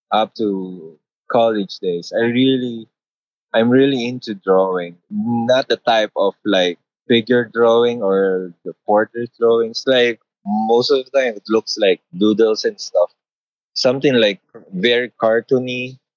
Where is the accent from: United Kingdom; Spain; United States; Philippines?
Philippines; I am from the Philippines. I do studio paintings and street art.